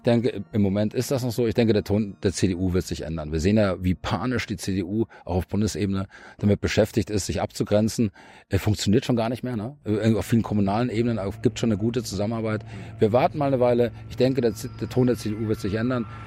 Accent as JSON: {"language": "German", "town": "Munich", "region": "Bavaria", "country": "Germany", "moved": "as an adult", "lives_now": "Brandenburg, Germany", "said": "Ich komme ja selber aus München"}